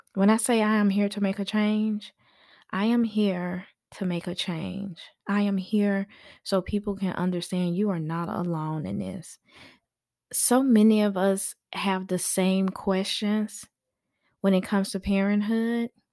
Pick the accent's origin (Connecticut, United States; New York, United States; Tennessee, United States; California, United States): Tennessee, United States; Memphis; now in Georgia, United States; I am from Memphis.